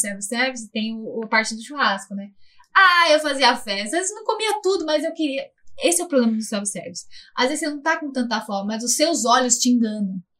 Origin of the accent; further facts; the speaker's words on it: São Paulo, Brazil; Paulista, somos paulistas paulistanos